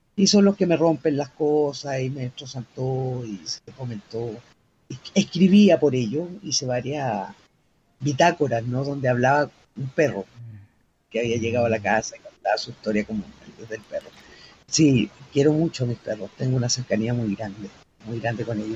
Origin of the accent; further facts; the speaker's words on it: Chile; soy bien chilena